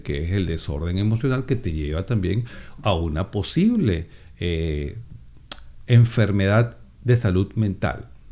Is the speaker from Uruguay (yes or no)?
no; Venezuela; moved away; Tengo 56 años y pues, soy venezolano